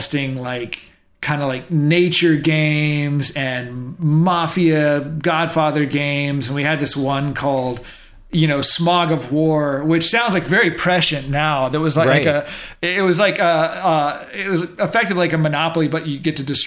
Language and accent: English; Dallas, Texas, United States; I'm a kid from Dallas